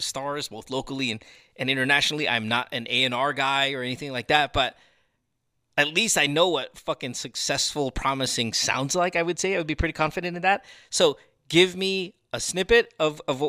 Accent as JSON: {"language": "English", "country": "Philippines", "said": "we're a musical people"}